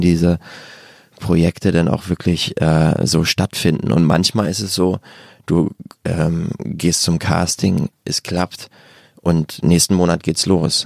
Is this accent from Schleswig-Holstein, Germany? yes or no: yes; Bargteheide, Schleswig-Holstein, Germany; bin ich zu so einem Jugendtheater in, in der Vorstadt gegangen, wo ich herkomme, in Bagdeheide